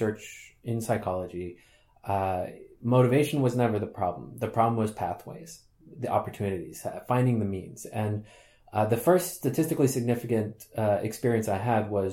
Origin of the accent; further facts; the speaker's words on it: United States; moved away as an adult; also born or lived in Sweden; now in Groningen, Netherlands; although I grew up in the United States, I am Swedish by birth.